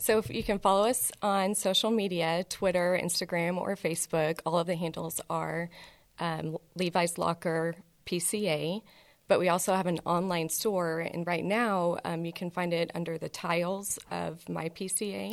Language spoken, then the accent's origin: English; Houston, Texas, United States; also born or lived in Chicago / Lubbock / Dallas; I was born in Chicago, grew up in Houston